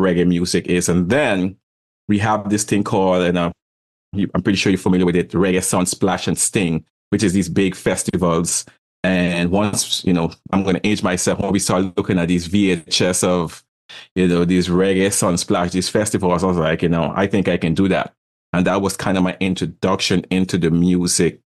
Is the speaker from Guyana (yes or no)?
yes; Guyana; moved away; also born or lived in Brooklyn, New York, United States / Caribbean; I was born in South America, Guyana, the only English-speaking country over there